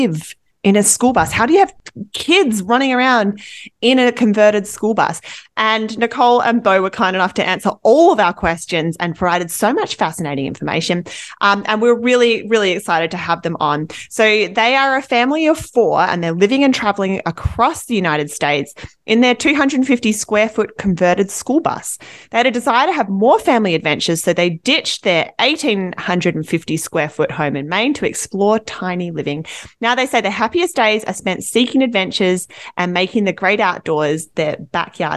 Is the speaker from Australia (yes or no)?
yes; Australia; also born or lived in Canada; now in Vancouver, Canada; I'm from Australia where we don't really have school buses